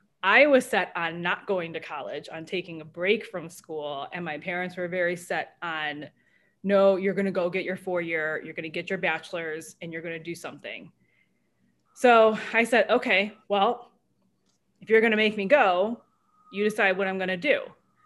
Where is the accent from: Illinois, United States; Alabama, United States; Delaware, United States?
Illinois, United States; Naperville; also born or lived in Oak Park / Oswego; now in Chicago, United States; From Chicagoland area. I grew up in Naperville.